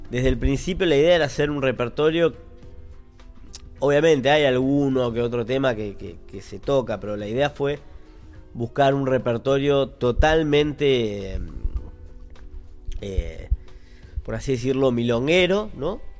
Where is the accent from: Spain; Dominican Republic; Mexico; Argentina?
Argentina; Y parece que no, somos todos argentinos, pero es otro mundo.